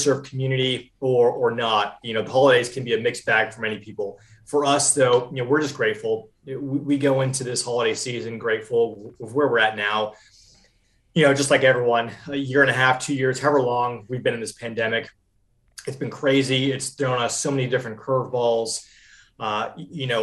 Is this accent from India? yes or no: no; Vermont, United States; moved away as an adult; also born or lived in New Hampshire; now in Charlotte, United States; I'm from Vermont originally, grew up in Vermont, loved it there